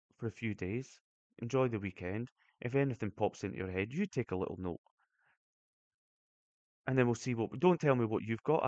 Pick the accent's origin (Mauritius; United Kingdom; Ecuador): United Kingdom; Brechin, Scotland; I'm from Brechin.